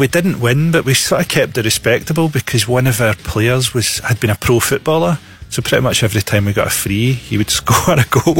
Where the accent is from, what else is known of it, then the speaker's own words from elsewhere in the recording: Scotland, United Kingdom; I feel more Scottish.